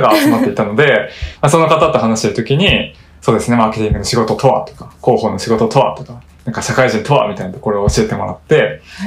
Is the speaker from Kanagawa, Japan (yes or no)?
no; Kobe, Hyogo, Japan; also born or lived in Tokushima / South Korea; now in Tokyo, Japan; 地元の神戸に戻って、はい、実家からリモートワークしてた時期もあって